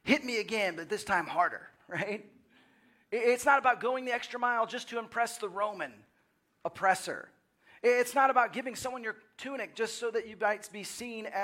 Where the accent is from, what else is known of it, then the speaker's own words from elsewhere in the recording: Dallas, Texas, United States; moved away as an adult; also born or lived in Waco / Seattle / Los Angeles; growing up in the Dallas area and then spending time in college in Waco and then moving to Seattle and then Los Angeles and now Austin